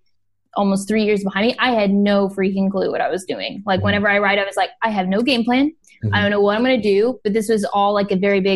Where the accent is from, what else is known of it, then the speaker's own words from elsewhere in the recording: Midwest, United States; moved away as an adult; also born or lived in Boston / Miami / Los Angeles; now in China; I grew up in the Midwest